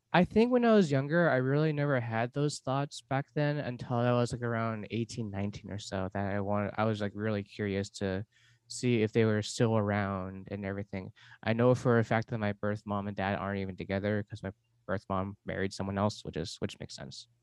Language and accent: English; Los Angeles, California, United States; moved away as an adult; also born or lived in Seoul, South Korea; now in Portland, United States; I was adopted from Seoul, South Korea, four months old. I grew up in Los Angeles my whole life